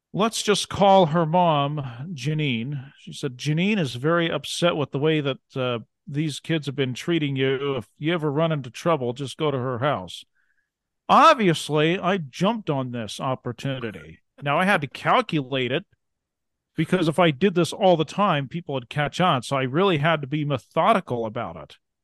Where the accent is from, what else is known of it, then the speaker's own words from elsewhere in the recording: Ontario, Oregon, United States; now in Montana, United States; I grew up in Eastern Oregon, actually